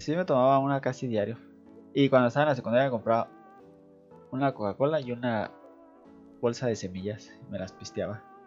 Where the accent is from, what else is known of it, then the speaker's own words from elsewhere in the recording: Mexico; soy de México